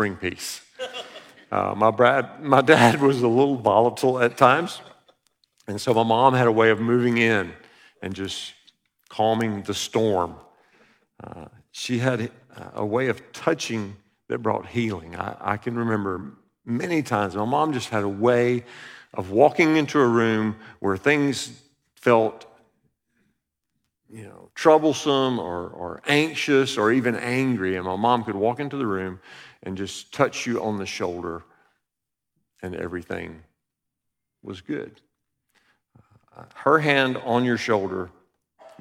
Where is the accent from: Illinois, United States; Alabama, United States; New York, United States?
Alabama, United States; We grew up in Alabama